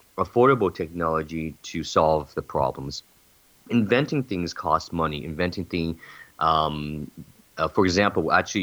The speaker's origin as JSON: {"language": "English", "region": "California", "country": "United States", "said": "I'm from California."}